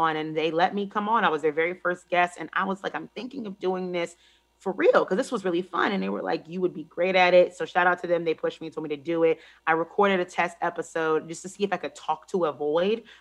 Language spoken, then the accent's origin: English; Washington, United States; also born or lived in Maryland; I'm from DC. I'm from the Maryland area